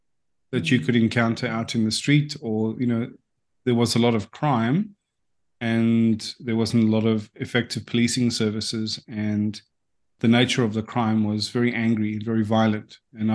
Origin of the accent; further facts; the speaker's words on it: South Africa; now in Australia; Well, yeah. So that was about in 2008. And if anyone knows anything about what the climate there is like socially, it's politically and administratively quite dysfunctional.